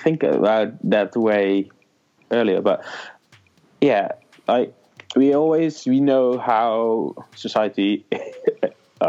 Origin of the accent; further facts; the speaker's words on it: Netherlands; I'm a Dutch blogger for Daily Focal